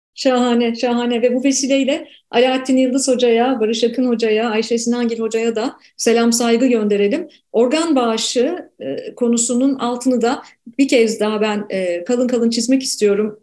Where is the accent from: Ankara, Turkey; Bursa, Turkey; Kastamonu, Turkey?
Ankara, Turkey; also born or lived in Canada; now in Istanbul, Turkey; Ankara'da doğdum, büyüdüm.